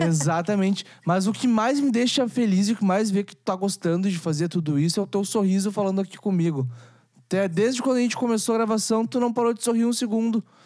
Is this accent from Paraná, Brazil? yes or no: no; Rio Grande do Sul, Brazil; also born or lived in Canoas; eu sou do Rio Grande do Sul. Moro do lado uhum. de Porto Alegre, em Canoas